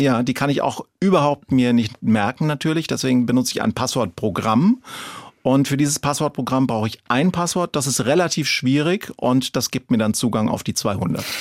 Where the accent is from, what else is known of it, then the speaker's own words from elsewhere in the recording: Franconia, Bavaria, Germany; ich bin ja Franke und kein Schwabe